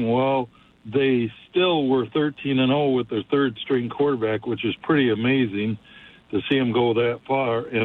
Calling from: Holt, Michigan, United States; from Holt.

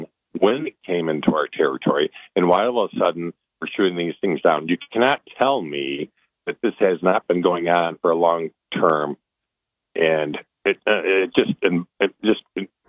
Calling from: Italy; No, I'm actually from calling you from Italy.

